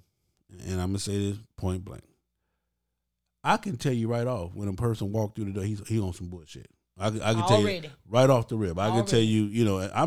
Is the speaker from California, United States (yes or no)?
yes; Compton, California, United States; I grew up in Compton, California